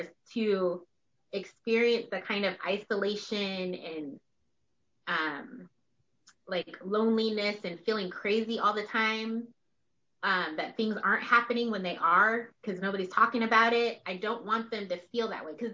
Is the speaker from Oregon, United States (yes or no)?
yes; West Linn, Oregon, United States; growing up in West Lynn.